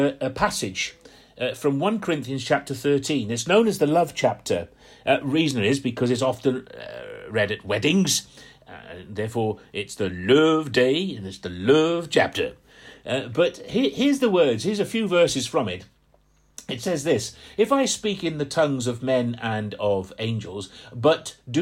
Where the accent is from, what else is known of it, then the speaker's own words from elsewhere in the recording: just outside Portsmouth, Hampshire, South East England, United Kingdom; moved away; I grew up just outside Portsmouth. I'm from Hampshire.